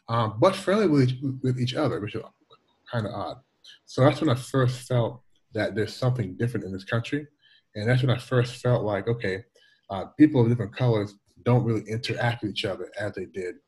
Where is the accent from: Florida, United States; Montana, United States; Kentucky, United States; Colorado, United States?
Kentucky, United States; Louisville; moved away as an adult; also born or lived in Toronto, Canada / Washington, D.C. / upstate New York; now in China; When I was 8 years old, almost 8 years old, 1980, we moved from Toronto to Louisville, Kentucky. My parents were Jamaican.